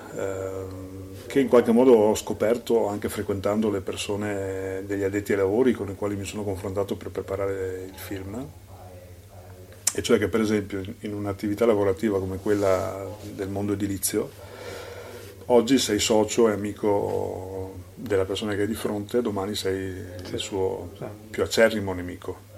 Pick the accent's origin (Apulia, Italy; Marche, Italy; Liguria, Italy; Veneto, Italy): Veneto, Italy; Salgareda; io sono nato a Sacareda